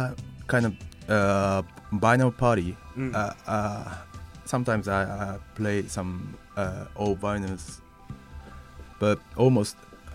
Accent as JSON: {"language": "English", "town": "Hakodate", "region": "Hokkaido", "country": "Japan", "tie": "born or raised there", "second_language": "English", "moved": "as an adult", "lives_now": "Tokyo, Japan", "said": "No, I'm from, I was born in Hokkaido."}